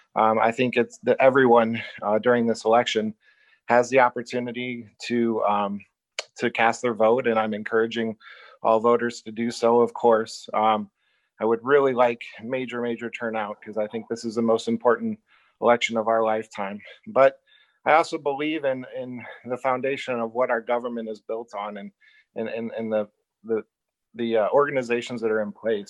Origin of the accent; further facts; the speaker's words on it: Illinois, United States; also born or lived in Iowa / South Dakota; now in Richland, United States; I was born and raised in Illinois